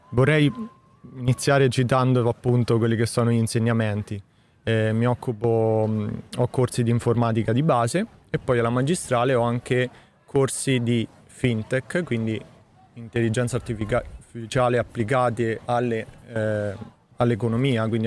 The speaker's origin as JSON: {"language": "Italian", "region": "Marche", "country": "Italy", "said": "marchigiano e nello specifico nella provincia di Macerata."}